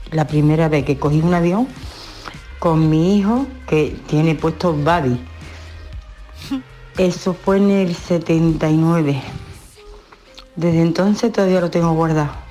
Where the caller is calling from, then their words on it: Seville, Andalusia, Spain; de Sevilla.